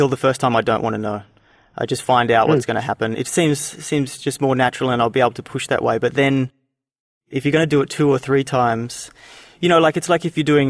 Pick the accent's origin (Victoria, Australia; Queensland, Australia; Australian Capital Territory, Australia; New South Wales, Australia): Australian Capital Territory, Australia; Canberra; That's my hometown